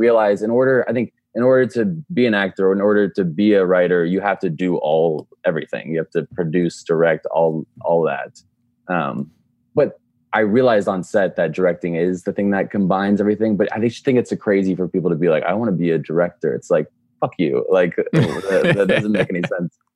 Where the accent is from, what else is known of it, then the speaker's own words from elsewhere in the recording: Dallas, Texas, United States; we're both from Dallas.